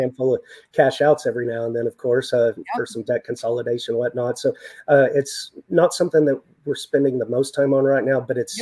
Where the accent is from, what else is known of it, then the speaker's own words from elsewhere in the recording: West Texas, United States; born and raised in West Texas, lived in the desert